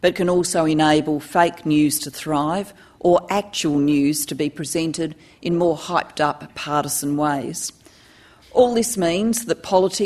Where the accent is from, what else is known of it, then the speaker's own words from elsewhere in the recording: Adelaide, South Australia, Australia; also born or lived in Wales; my hometown of Adelaide